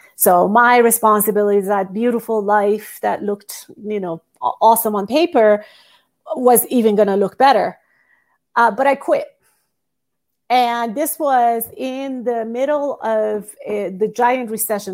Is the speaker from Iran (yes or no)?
yes; Iran; moved away as an adult; also born or lived in United States / Singapore; I moved from Iran to the United States when I was eighteen years old